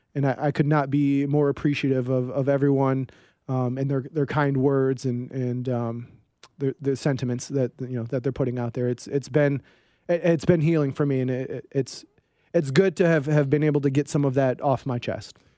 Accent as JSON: {"language": "English", "region": "East Coast", "country": "United States", "tie": "born or raised there", "moved": "as an adult", "said": "growing up on the East Coast"}